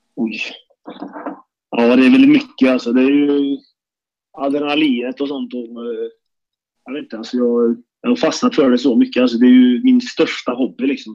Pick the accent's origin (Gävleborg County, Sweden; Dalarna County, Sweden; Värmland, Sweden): Värmland, Sweden; Karlstad; när jag var liten fick jag hänga med till Färjestads travbana, för jag är från Karlstad